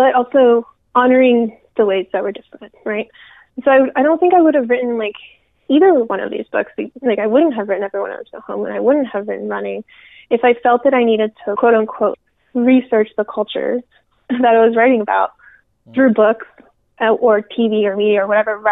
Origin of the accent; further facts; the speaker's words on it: United States; also born or lived in Peru / Miami, Florida / Rio Grande Valley, Texas; I grew up in Miami and then the Rio Grande Valley